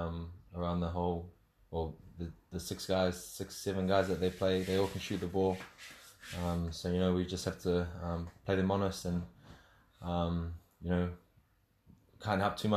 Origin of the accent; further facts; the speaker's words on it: Mangere, Auckland, New Zealand; South Auckland. South Auckland, Mangere. Yeah, born and raised out there.